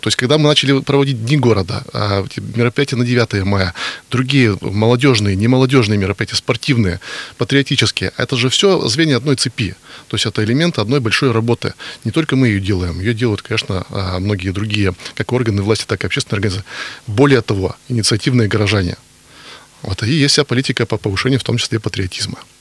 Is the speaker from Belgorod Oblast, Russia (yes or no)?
no; Yekaterinburg, Sverdlovsk Oblast, Russia; Из Екатеринбурга